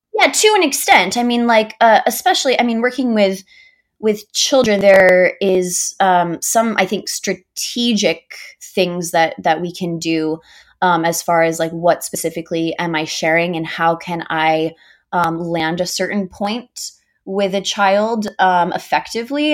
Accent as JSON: {"language": "English", "town": "Augusta", "region": "Georgia", "country": "United States", "tie": "born or raised there", "also_born_or_lived": "Miami", "moved": "as an adult", "lives_now": "Palo Alto, United States", "said": "I was, like, super involved in all of the community theaters where I grew up in Augusta, Georgia"}